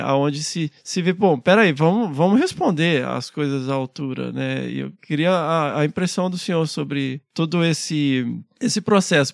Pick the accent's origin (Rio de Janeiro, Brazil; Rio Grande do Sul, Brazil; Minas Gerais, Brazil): Minas Gerais, Brazil; Carangola; accent: mineiro; now in São Paulo, Brazil; Eu sou, sou de Carangola, Minas Gerais